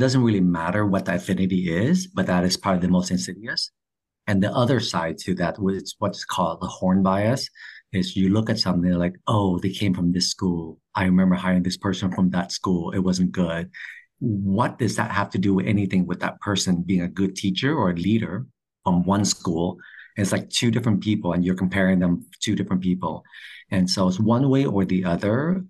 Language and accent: English; California, United States; I'm from California.